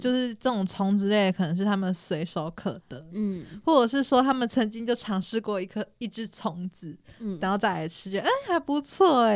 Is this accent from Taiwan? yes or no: yes; Taiwan; 我们台湾